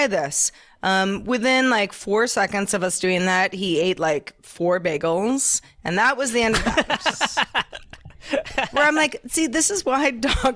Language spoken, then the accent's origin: English; Silicon Valley, California, United States; I grew up in Silicon Valley